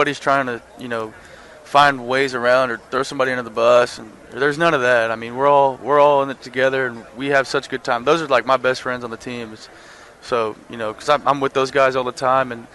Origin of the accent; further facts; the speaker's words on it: Texas, United States; growing up in Texas